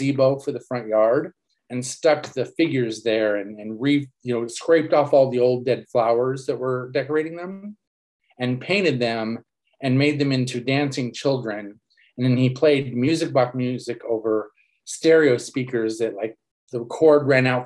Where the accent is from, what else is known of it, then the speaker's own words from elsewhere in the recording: Los Angeles, California, United States; moved away as an adult; now in Seattle, United States; I grew up in Los Angeles